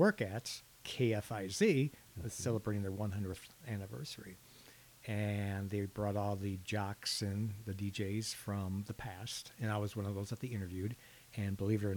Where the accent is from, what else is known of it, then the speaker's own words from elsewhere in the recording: Fond du Lac, Wisconsin, United States; growing up in Fond du Lac